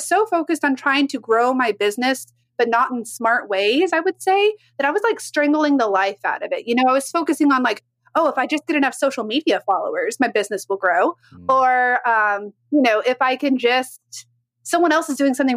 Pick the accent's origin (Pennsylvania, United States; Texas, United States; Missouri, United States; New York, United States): Texas, United States; Dallas; I was born in Dallas, Texas.